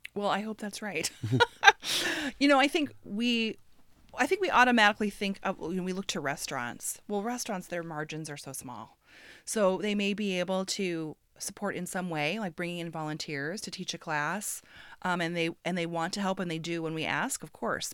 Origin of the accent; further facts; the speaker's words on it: Midwest, United States; moved away; also born or lived in West Coast; I grew up in the Midwest, and I moved to the West Coast many years ago